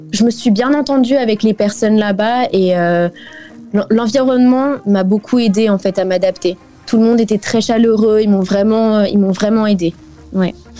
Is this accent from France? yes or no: yes; France; moved away as an adult; now in South Africa; en tant que française